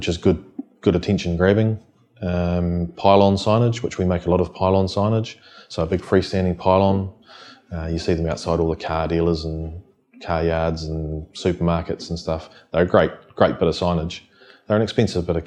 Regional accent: Wellington, New Zealand; born and bred in the Wellington region

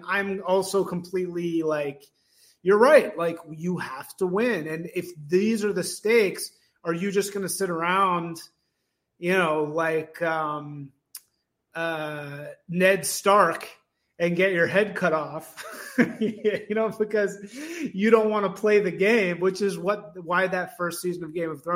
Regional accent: Evanston, Illinois, United States; I grew up in Evanston, Illinois

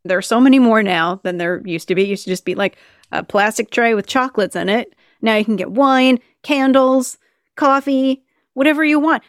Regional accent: Minnesota, United States; moved away; I grew up in Minnesota when I was a kid.

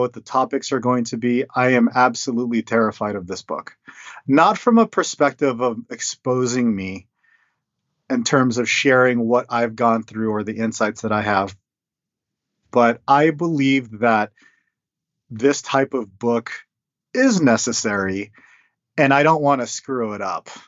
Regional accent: United States; my parents came to the states when when they were young, and so I was born here. I was born in the American culture

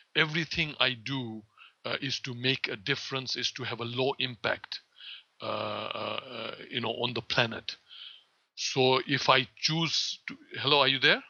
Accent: Kenya; also born or lived in India; now in Florida, United States; I was born in um, in Kenya of Indian parents

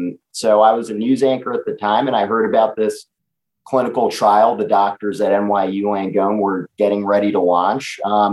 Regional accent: New York, United States; I'm a 31-year-old guy living in New York City, born and raised in New York.

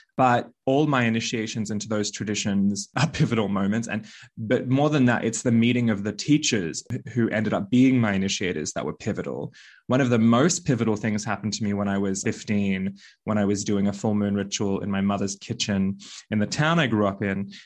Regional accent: Bali, Indonesia; now in Australia; I was born in Bali

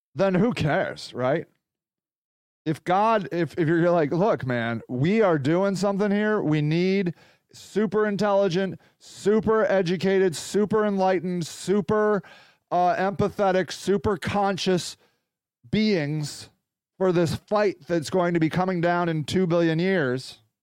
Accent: United States; a proud American, which I am

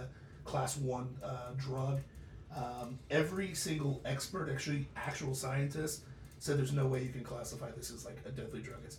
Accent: Ohio, United States; born or raised there; moved away; also born or lived in Florida / Los Angeles

